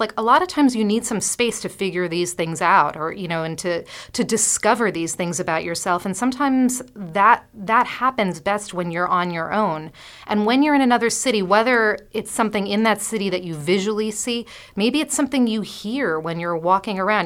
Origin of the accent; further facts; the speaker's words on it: New York City, New York, United States; I'm a New Yorker